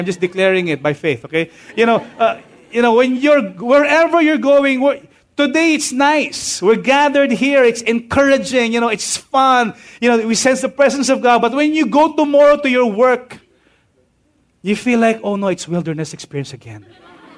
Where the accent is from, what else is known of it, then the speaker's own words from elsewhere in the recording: Tahanan Village, Metro Manila, Philippines; I grew up living in Tahanan Village